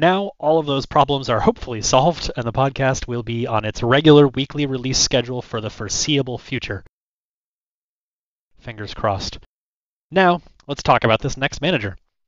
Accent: Japan; I was born in Japan in 1995. I actually grew up in Japan.

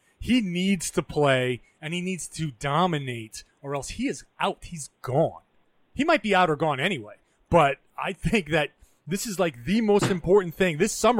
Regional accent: Rhode Island, United States; moved away; For those who don't know, I'm from Rhode Island.

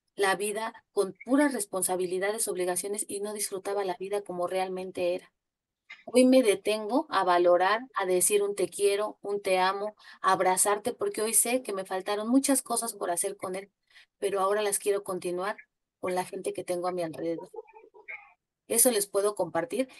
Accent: Mexico City, Mexico; yo soy de la Ciudad de México

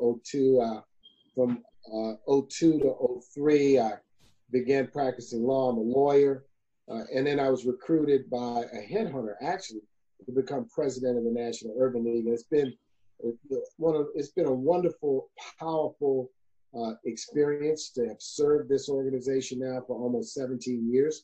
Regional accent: New Orleans, Louisiana, United States; born or raised there

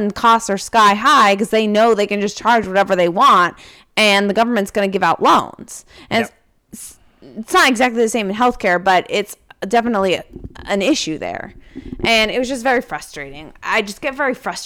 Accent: San Francisco, California, United States; now in New Hampshire, United States; I grew up in California

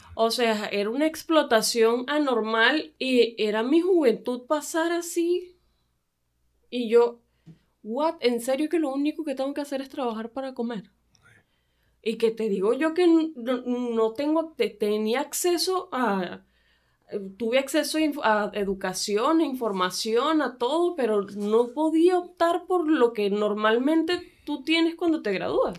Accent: Venezuela; moved away as an adult; now in Tijuana, Mexico; yo soy venezolana

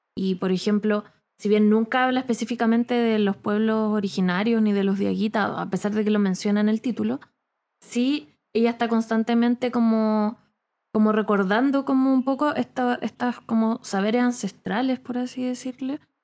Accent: Rancagua, O'Higgins, Chile; moved away; Yo nací en Rancagua y viví casi toda mi vida eh, niñez, adolescencia

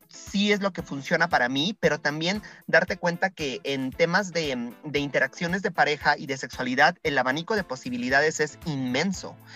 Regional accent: Puebla, Mexico; como sociedad mexicana y en el caso específico de Puebla

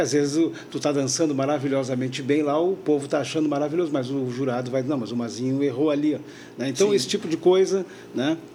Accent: Porto Alegre, Rio Grande do Sul, Brazil; moved away as an adult; now in Florianópolis, Brazil; eu venho de Porto Alegre

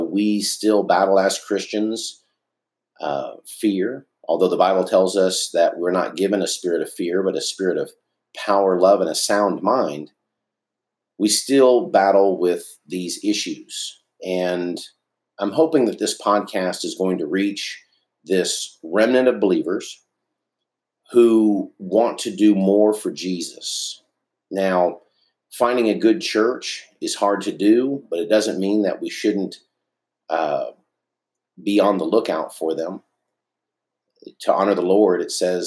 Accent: Dallas, Texas, United States; I grew up in East Dallas

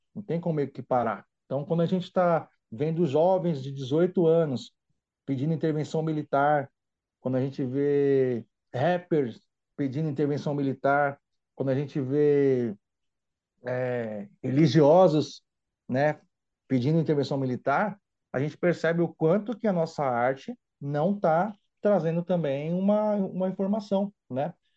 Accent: São Paulo, Brazil; sou natural daqui, apesar de ser filho de um baiano com uma pernambucana, São Paulo é a minha terra mesmo

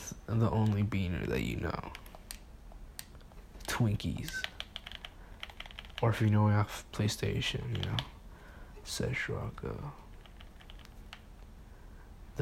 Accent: Mexico; now in United States; I'm Mexican.

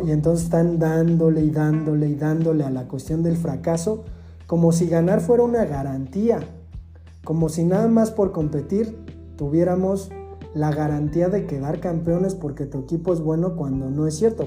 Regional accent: Mexico; en México nosotros decimos, le voy a el Pumas

